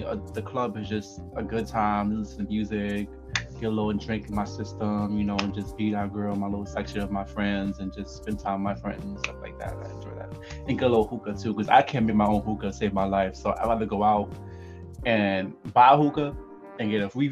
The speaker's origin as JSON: {"language": "English", "region": "New York", "country": "United States", "tie": "born or raised there", "said": "Growing up in New York"}